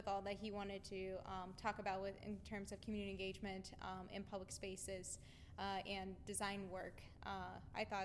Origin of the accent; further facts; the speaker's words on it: New Philadelphia, Ohio, United States; I'm from New Philadelphia, Ohio, so I live an hour and a half away